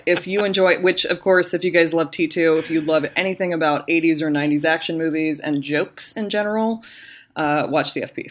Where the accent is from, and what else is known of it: the Valley, Northern California, United States; born or raised there